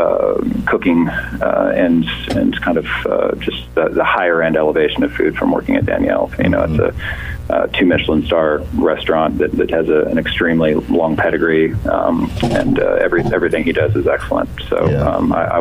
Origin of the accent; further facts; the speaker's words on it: Dayton, Ohio, United States; I'm from Dayton originally. I grew up in Dayton